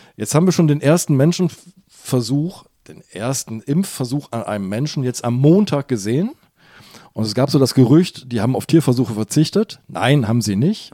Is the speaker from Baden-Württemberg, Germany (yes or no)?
no; Hamburg, Germany; ich bin ja Hamburger